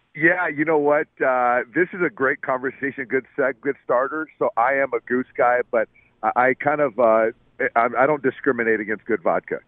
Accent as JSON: {"language": "English", "town": "San Diego", "region": "California", "country": "United States", "said": "I'm from San Diego"}